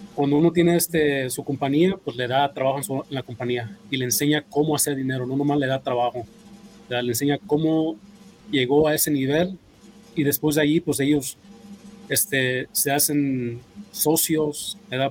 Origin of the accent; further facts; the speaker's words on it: California, United States; also born or lived in Mexico; now in Las Vegas, United States; yo me crié allá en California